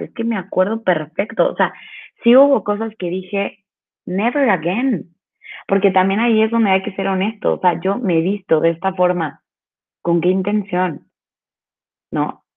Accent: Veracruz, Mexico; Yo soy de Veracruz

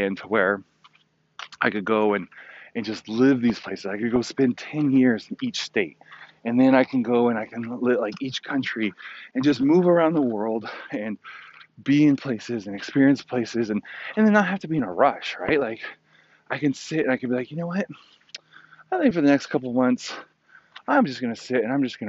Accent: California, United States; also born or lived in Virginia / upstate New York; now in New York, United States; I grew up in California, all over California, you know, Northern, Central, and Southern California

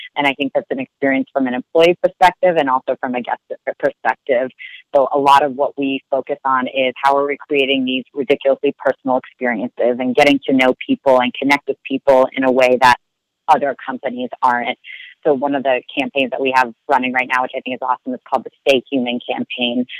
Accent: New York City, New York, United States; moved away as an adult; also born or lived in Philadelphia / Minneapolis; now in Washington, D.C., United States; I was born and raised in Brooklyn, grew up there

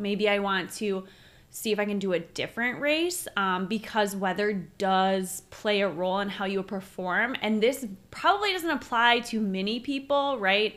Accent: Minneapolis, Minnesota, United States; we're from Minneapolis

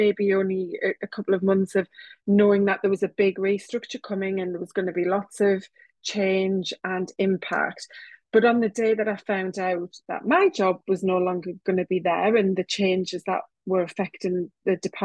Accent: North East England, United Kingdom; accent: northeast of England; I live in the northeast of England, as you might be able to tell from my accent

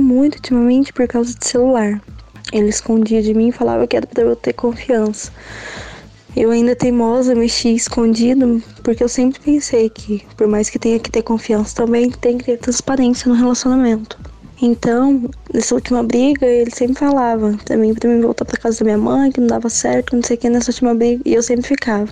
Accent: Sapucaí-Mirim, Minas Gerais, Brazil; sou de Sapucaí Mirim, Minas Gerais

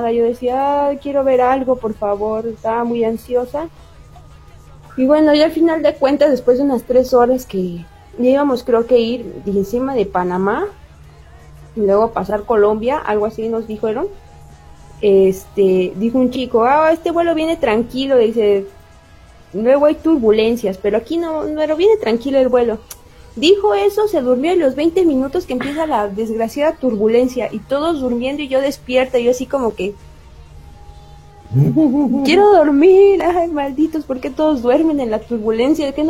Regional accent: Mexico; disculpe, que yo soy de México

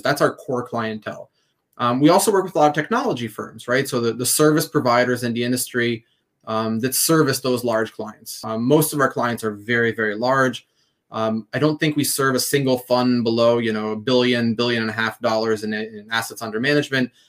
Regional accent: Jerusalem, Jerusalem District, Israel; moved away as an adult; we grew up in Jerusalem, um, and as teenagers, we started our first company

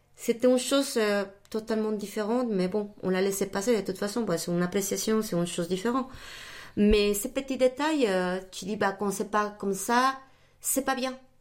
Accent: Mexico City, Mexico; first language Spanish; French is a second language; moved away as an adult; also born or lived in United States / Chicago / Brazil; now in France; Je suis euh, mexicaine d'origine et puis bah, toute ma, ma famille mes études, tout je les fais là-bas, à Mexico.

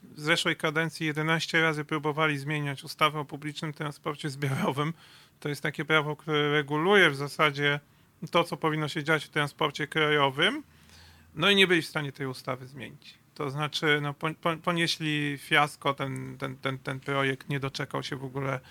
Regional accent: Masovian Voivodeship, Poland; U nas na Mazowszu

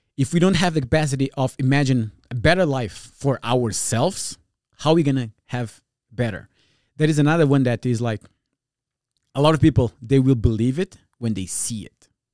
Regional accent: Portugal; first language Portuguese Creole; English is a second language; also born or lived in New Jersey, United States; now in California, United States; I'm originally from Portugal, from a, a neighborhood, like, tough neighborhood.

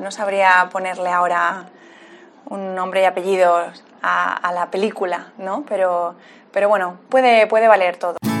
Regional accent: San Cristóbal de La Laguna, Canary Islands, Spain; also born or lived in Spanish mainland; now in Alicante, Spain; nací en Tenerife, nací en Canarias. Y lo que pasa que, bueno, he dado muchas vueltas ya por, la península, pero, pero nací en, La Laguna, lagunera.

